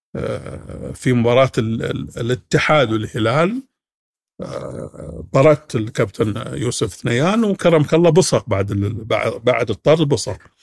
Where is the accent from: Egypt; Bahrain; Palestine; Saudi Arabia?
Saudi Arabia; عندنا في السعوديه